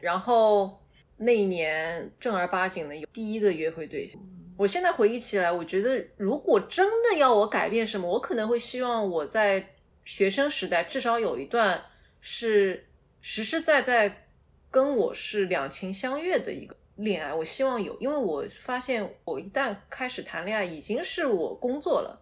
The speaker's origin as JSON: {"language": "Chinese", "region": "Shanghai", "country": "China", "tie": "born or raised there", "said": "作为一个土生土长的人"}